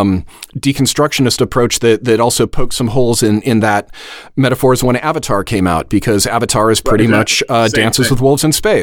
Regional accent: California, United States; just because I'm a Californian, so I know a little more about the history.

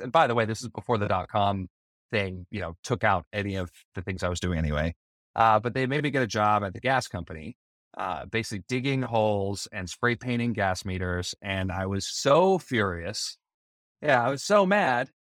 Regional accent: Bonneville County, Idaho, United States; I grew up in Idaho, in uh, kind of outside of a small town. I grew up in Bonneville County

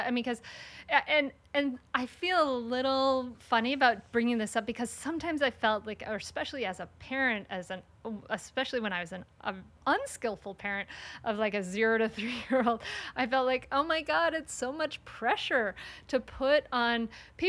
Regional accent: Rhode Island, United States; now in Delaware, United States; I grew up in Rhode Island and now I live in Delaware

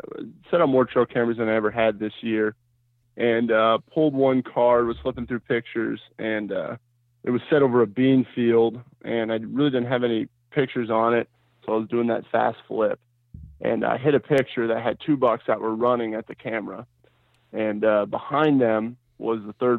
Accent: Iowa, United States; I'm from Eastern Iowa

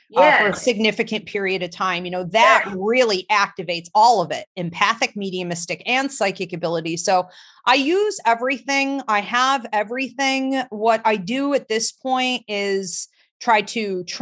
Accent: Georgia, United States; now in Alabama, United States; I was born in Georgia.

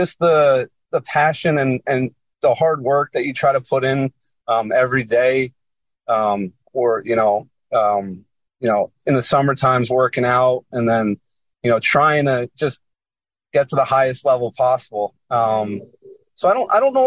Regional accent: Monroe Township, New Jersey, United States; So I am from Monroe, New Jersey, Monroe Township, New Jersey

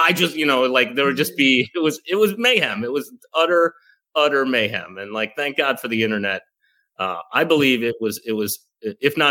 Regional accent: Chicago, Illinois, United States; moved away; I'm from Chicago originally

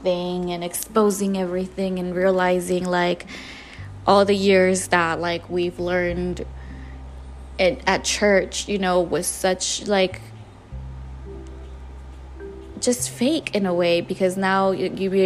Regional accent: Jalisco, Mexico; I was born and raised in Jalisco, Mexico.

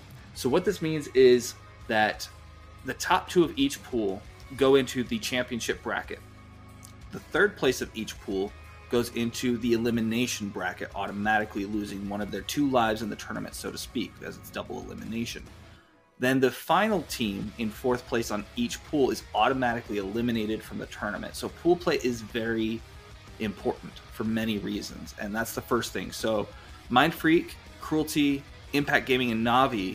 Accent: Utah, United States; Utah, my home state

